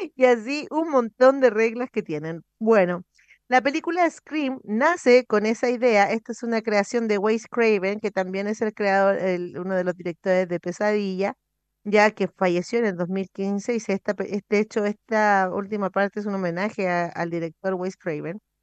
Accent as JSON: {"language": "Spanish", "country": "Chile"}